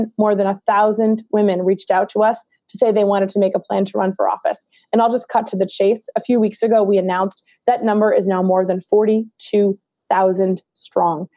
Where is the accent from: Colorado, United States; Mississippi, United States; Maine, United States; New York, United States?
Maine, United States; my home state of Maine